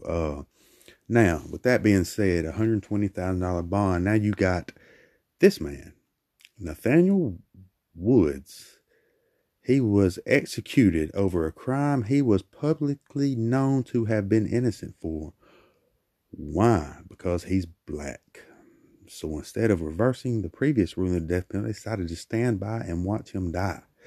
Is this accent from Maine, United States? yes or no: no; Brookside, Alabama, United States; my people in Brookside, Alabama, my home, my hometown.